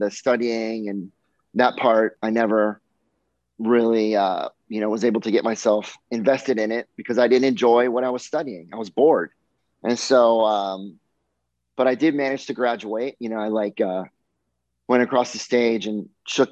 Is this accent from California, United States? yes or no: no; Miami, Florida, United States; growing up in Miami, my summer job was always teaching sailing on Hobie Cats